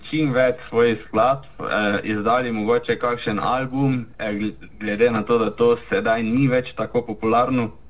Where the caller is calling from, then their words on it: Slovenia; Zelo smo veseli in počaščeni, da smo se lahko iz Slovenije oglasili tudi v Avstralijo.